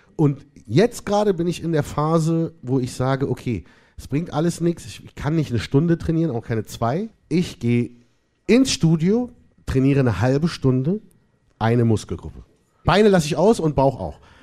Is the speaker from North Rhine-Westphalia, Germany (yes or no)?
no; Berlin, Germany; Ich bin aus Berlin.